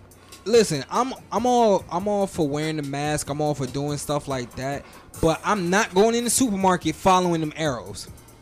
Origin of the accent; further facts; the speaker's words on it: Florida, United States; they know I'm from Florida